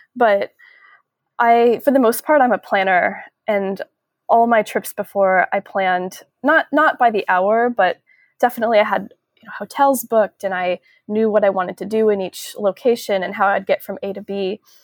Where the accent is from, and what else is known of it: a suburb outside of Seattle, Washington, United States; born or raised there; moved away as an adult; also born or lived in San Francisco Bay Area; now in San Francisco, United States